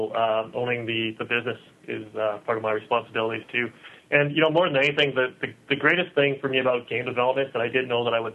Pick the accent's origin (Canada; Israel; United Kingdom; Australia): Canada; Vancouver, British Columbia; born and raised in Vancouver